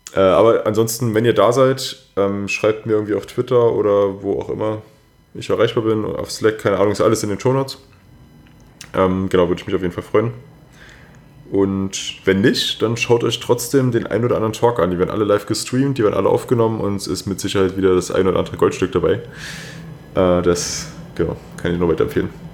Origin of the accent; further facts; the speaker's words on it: Germany; bei uns in Deutschland